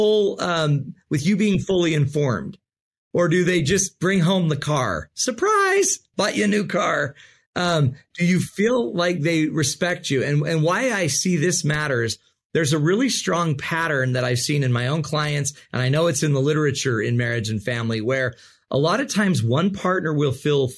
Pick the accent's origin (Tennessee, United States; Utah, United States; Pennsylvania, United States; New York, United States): Utah, United States; I'm from Utah, right? The desert